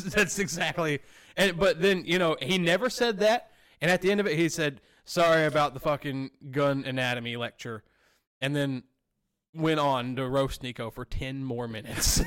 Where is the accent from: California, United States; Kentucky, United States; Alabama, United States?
Alabama, United States; literally where I came from. I'm from Pintuoque, Alabama.